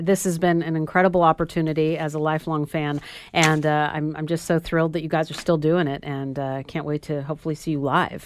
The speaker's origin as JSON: {"language": "English", "town": "Sacramento", "region": "California", "country": "United States", "said": "in Sacramento, California, where I'm from"}